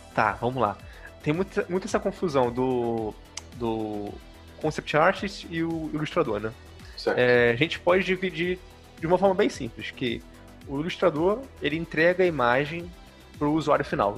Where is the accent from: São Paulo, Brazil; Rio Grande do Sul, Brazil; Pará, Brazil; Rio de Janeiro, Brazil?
Rio de Janeiro, Brazil; moved away as an adult; now in Manaus, Brazil; eu sou do Rio de Janeiro, mas atualmente eu moro em Manaus, aqui no Amazonas